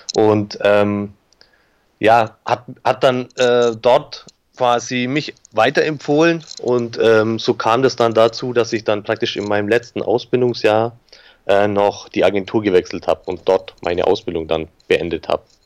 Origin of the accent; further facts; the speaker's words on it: Augsburg, Bavaria, Germany; ich bin geboren in Augsburg, aufgewachsen in Augsburg